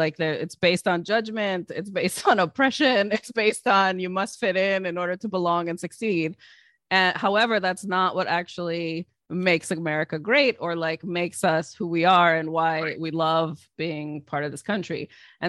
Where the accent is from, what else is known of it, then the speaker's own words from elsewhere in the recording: East Coast, United States; So I was raised here on the East Coast mainly